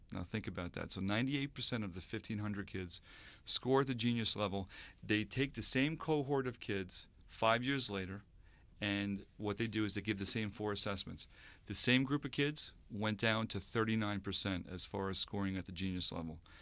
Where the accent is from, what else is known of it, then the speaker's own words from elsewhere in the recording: Sayville, New York, United States; from Sable, New York. Uh, lived in Sable for quite some time, grew up there